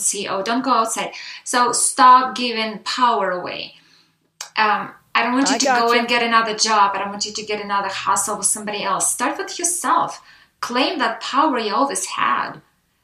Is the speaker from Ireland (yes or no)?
no; Russia; now in United States; I am Russian American